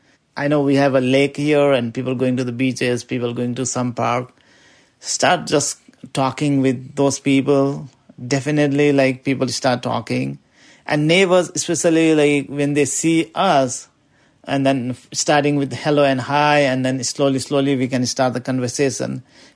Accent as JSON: {"language": "English", "country": "Nepal", "lives_now": "Burlington, United States", "said": "And I live in Burlington, Vermont. I came from Nepal, and this is my 8th year in Vermont, and I love this place."}